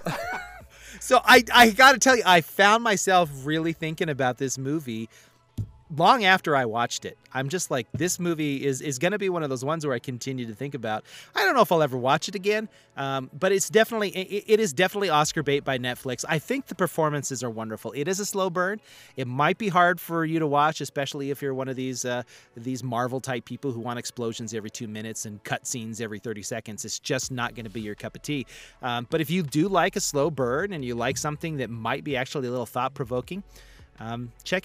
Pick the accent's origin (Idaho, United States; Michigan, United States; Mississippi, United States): Idaho, United States; Eastern; also born or lived in Montana; I'm from Montana, kind of. If nothing else, I'm from Eastern Idaho. I was born in Montana. I'm from Eastern Idaho.